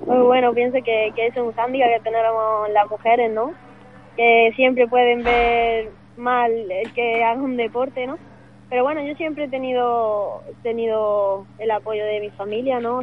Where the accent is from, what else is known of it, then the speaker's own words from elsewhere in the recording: Málaga, Andalusia, Spain; soy de aquí de Málaga, de un pueblecito pequeño, de de, de aquí de la costa marina